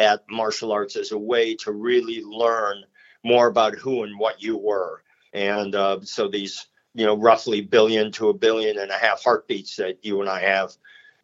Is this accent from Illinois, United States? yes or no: yes; Chicago, Illinois, United States; moved away as an adult; also born or lived in Joplin, Missouri; I'm from Chicago, so I graduated from high school